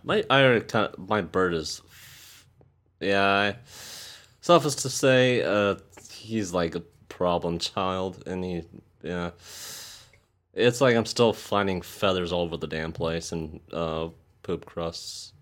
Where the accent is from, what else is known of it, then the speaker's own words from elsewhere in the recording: St. Louis, Missouri, United States; I'm from Saint Louis